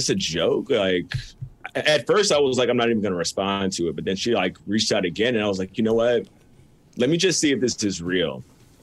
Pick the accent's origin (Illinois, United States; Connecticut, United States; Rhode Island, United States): Illinois, United States; Melrose Park; now in Naperville, United States; I was born in Melrose Park.